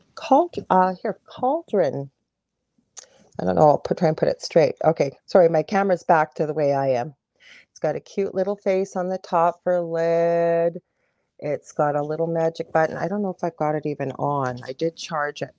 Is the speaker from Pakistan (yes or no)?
no; Canada; I'm a Canadian clairvoyant medium